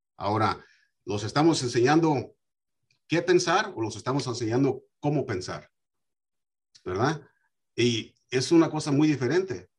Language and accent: Spanish; United States; yo me crié aquí en los Estados Unidos